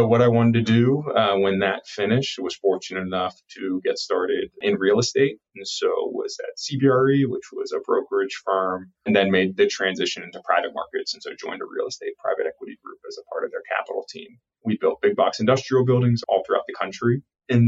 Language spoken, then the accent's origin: English; Pittsburgh, Pennsylvania, United States; I grew up in Pittsburgh, grew up playing football